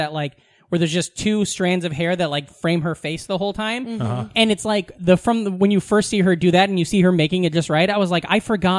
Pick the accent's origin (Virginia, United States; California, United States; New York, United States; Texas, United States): California, United States; Oakland; I grew up in Oakland, never fucking heard